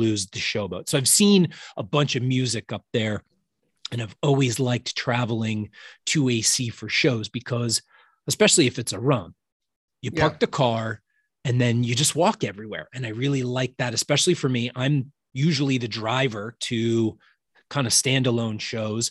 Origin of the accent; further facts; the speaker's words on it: Jersey Shore, New Jersey, United States; I'm originally from the Jersey Shore